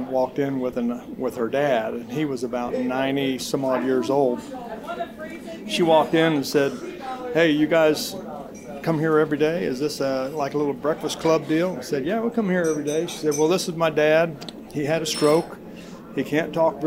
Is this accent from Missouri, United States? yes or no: yes; Pleasant Hill, Missouri, United States; I'm from Pleasant Hill.